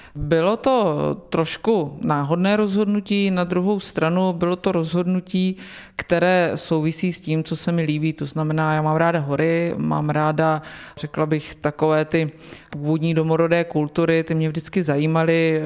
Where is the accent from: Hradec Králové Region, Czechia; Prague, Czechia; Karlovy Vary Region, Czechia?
Hradec Králové Region, Czechia; Svinary; pocházím a mám své kořeny v osadě Dubina